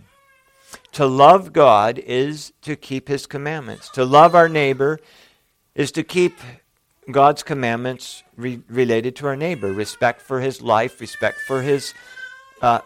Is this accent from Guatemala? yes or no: no; Bismarck, North Dakota, United States; the hospital I was born in Bismarck, North Dakota